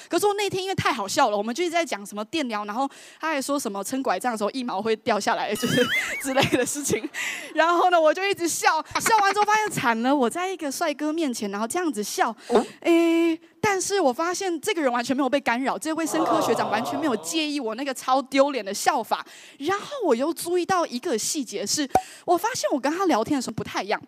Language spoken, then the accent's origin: Chinese; Taiwan; 就直接用N B A的方式打爆我们台湾人